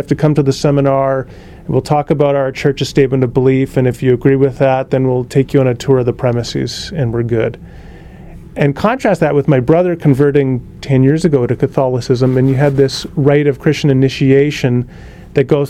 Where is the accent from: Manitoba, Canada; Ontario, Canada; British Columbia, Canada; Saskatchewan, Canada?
British Columbia, Canada; Kelowna; that church that I grew up in Kelowna, BC